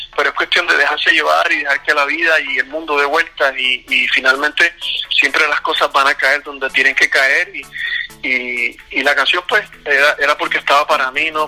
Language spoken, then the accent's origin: Spanish; Puerto Rico; yo soy puertorriqueño, eh, entonces cuando pequeño en Puerto Rico, recuerdo que mi papá, mi papá siempre tocaba guitarra